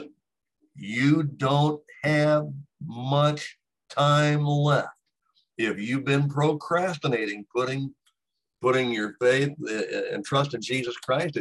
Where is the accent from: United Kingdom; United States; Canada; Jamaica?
United States; Texas; now in Illinois, United States; what I consider to be my home state, which is Texas